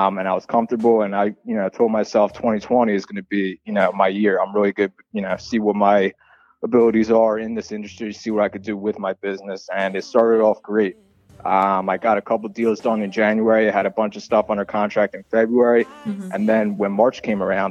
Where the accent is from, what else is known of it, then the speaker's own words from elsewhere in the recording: Southampton, Pennsylvania, United States; I'm a real estate agent in Bucks County. I grew up in Southampton.